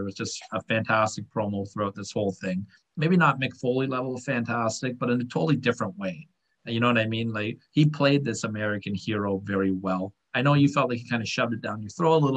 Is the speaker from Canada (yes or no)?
yes; Canada; I'm a Canadian guy